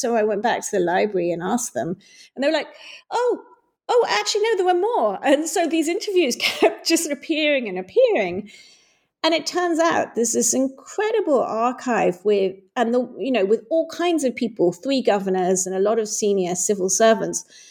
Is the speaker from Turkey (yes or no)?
no; Hong Kong; when I was growing up in Hong Kong